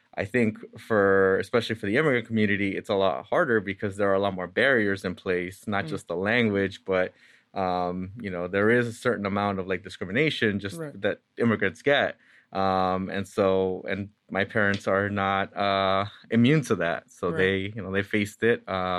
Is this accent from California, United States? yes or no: yes; Santa Ana, California, United States; So first off, I was born and raised in Santa Ana, California, which Santa Ana is a city of about 360,000 people, and about 80% of it is Hispanic Latino.